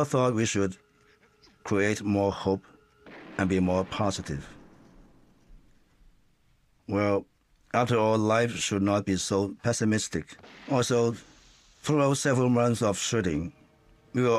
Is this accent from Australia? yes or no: no; Hong Kong; I was raised in Hong Kong